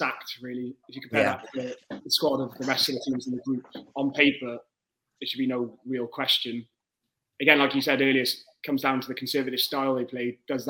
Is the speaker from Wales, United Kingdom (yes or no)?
yes; Cardiff, Wales, United Kingdom; from the capital of Wales, Cardiff.